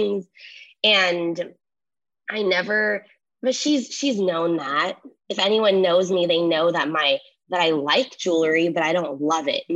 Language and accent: English; Los Angeles, California, United States; I was born here